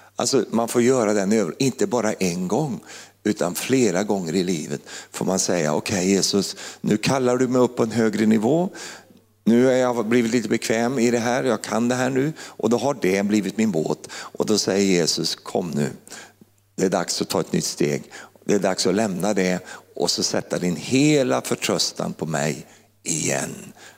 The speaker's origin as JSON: {"language": "Swedish", "town": "Finnerödja", "region": "Örebro County", "country": "Sweden", "also_born_or_lived": "Uppsala", "moved": "as an adult", "said": "lilla Finnerödja där jag kommer ifrån"}